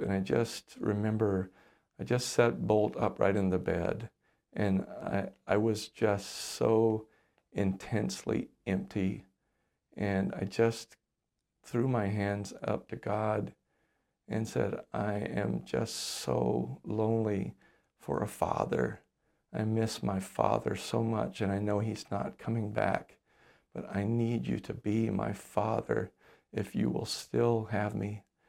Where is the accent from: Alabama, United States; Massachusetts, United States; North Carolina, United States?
Alabama, United States; moved away as an adult; now in Le Sueur, United States; I grew up in the Deep South in Alabama.